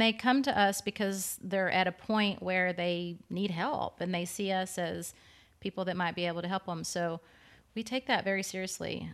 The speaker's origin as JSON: {"language": "English", "area": "East Lynn", "region": "Texas", "country": "United States", "tie": "born or raised there", "said": "my hometown of East Lynn, Texas. I just grew up in a, I was, did gymnastics and, like, lower level gymnastics in a small town"}